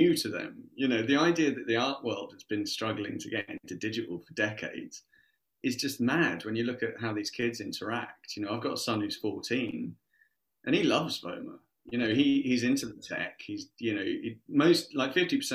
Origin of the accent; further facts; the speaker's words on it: Surrey, South East England, United Kingdom; I grew up in Surrey. I was lucky enough, you know, I was like 20 minutes outside of London.